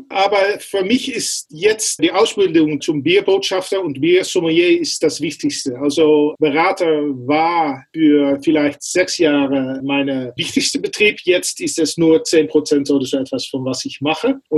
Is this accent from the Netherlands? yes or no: yes; Netherlands; German is a second language; Es ist nicht meine Muttersprache und nicht meine zweite Sprache, aber ich werde es auf Deutsch versuchen.